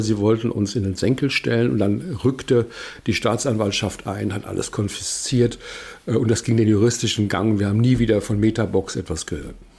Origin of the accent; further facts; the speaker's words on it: Wiesbaden, Hesse, Germany; moved away; ich bin sehr gerne hier in meiner Heimatstadt und das ist ja eine der schönsten Straßen in Wiesbaden. Das weiß ich noch von früher